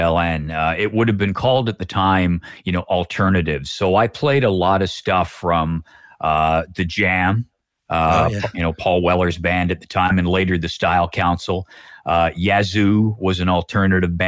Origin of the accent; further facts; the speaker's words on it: Oshawa, Ontario, Canada; moved away; I was from Oshawa